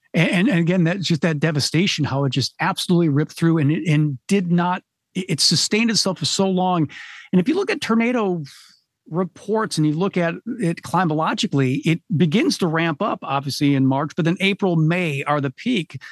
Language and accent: English; Michigan, United States; I'm from Michigan